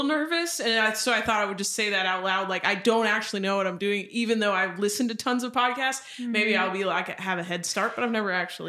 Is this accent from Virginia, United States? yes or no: no; Raleigh, North Carolina, United States; I am from Raleigh, North Carolina.